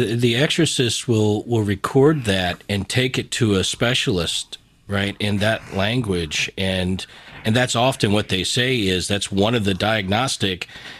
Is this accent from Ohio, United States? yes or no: no; Southwest Virginia, United States; I grew up in Southwest Virginia. I've got relatives that I know you would not understand what they said, right?